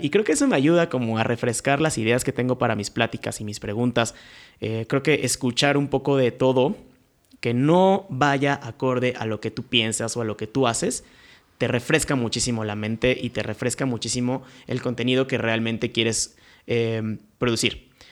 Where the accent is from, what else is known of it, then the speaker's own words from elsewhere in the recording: Querétaro, Mexico; Yo soy de aquí de Querétaro